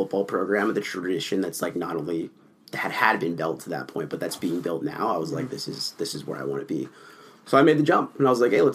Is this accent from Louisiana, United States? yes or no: no; Southern California, United States; now in Minnesota, United States; I grew up in Southern California